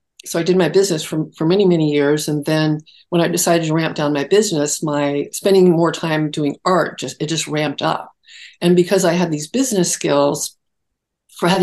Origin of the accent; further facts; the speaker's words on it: Los Altos Hills, California, United States; On the San Francisco Peninsula. Okay. In Los Altos Hills